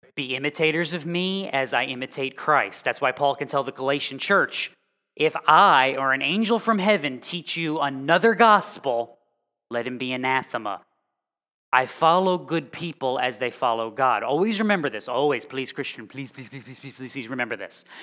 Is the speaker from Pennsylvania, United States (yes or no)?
no; across Long Island Sound, Connecticut, United States; moved away; I grew up on Long Island, well, on Long Island Sound, across from Long Island in Connecticut.